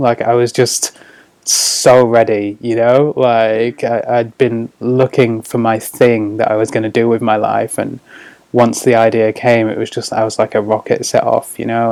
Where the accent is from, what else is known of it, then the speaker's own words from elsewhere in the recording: Scarborough, Yorkshire and the Humber, United Kingdom; moved away as an adult; also born or lived in Sheffield; now in New Zealand; I'm from the sort of northeast of England. Uh, I grew up in Scarborough um, which is like a little coastal town